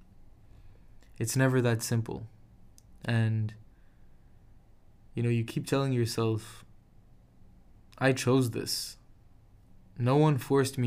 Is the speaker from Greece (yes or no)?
no; Casablanca, Casablanca-Settat, Morocco; moved away; my hometown of Casablanca and family